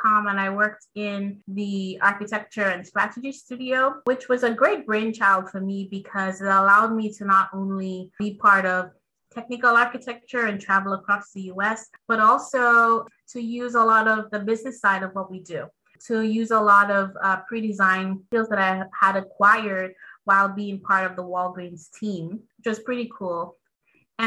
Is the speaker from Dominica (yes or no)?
yes; Dominica; a kid growing up on Dominica. I'm from the Caribbean, from the Commonwealth of Dominica to be specific.